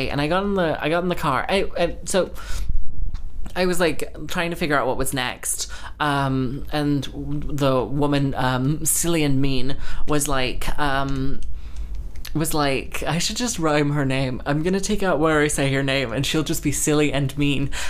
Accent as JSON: {"language": "English", "region": "Texas", "country": "United States", "tie": "born or raised there", "also_born_or_lived": "London", "said": "And I was like, yes, I grew up in Texas and, and London."}